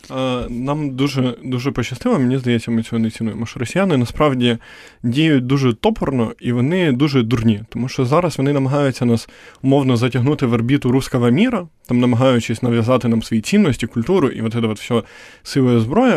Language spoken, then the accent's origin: Ukrainian; Poltava, Poltava Oblast, Ukraine; я сам з Полтави, це типу відносно такий центр схід